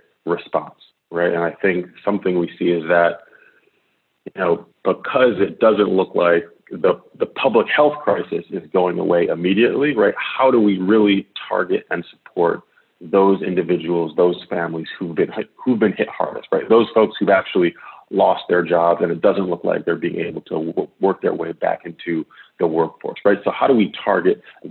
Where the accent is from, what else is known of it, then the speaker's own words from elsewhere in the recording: Detroit, Michigan, United States; moved away; I served in the mayor's office in Detroit, my hometown